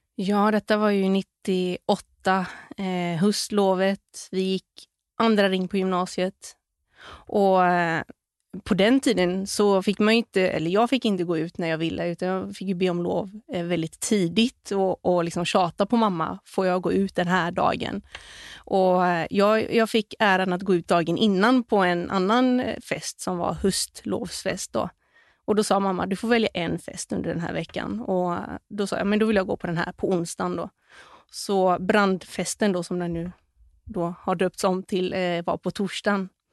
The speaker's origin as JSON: {"language": "Swedish", "town": "Gothenburg", "region": "Västra Götaland", "country": "Sweden", "tie": "born or raised there", "also_born_or_lived": "Bali", "moved": "as an adult", "said": "i området där vi växte upp, i Kärra, Göteborg"}